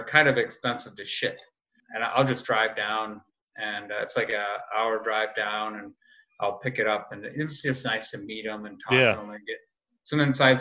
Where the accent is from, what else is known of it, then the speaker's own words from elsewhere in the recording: Rochester, New York, United States; a guy who grew up in Rochester. So I'm born and raised on Genesee